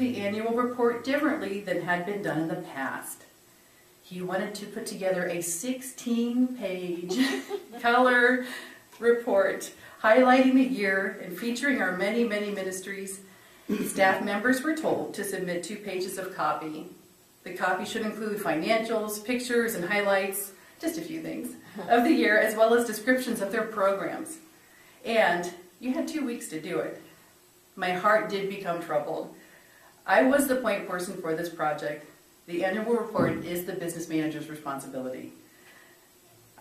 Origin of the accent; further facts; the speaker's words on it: Ohio, United States; moved away; I'm from Ohio